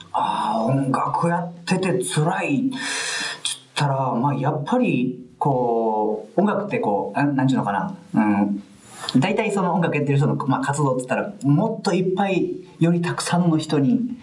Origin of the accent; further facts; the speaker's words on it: Hirakata, Osaka, Japan; 僕の地元枚方